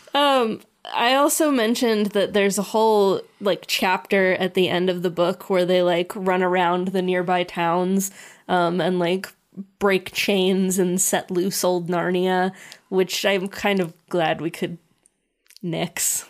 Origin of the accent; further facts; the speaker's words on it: United States; being American